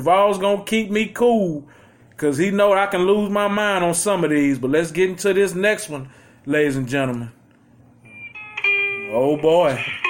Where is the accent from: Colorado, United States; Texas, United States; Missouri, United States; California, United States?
Texas, United States; Houston; Just to let y'all know, we are from Houston, Texas, man.